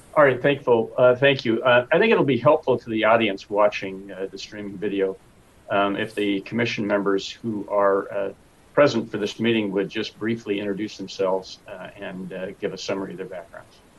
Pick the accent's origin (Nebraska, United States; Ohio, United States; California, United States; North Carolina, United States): California, United States; Sacramento; born and raised in Sacramento. Been a resident here for 68 of my 74 years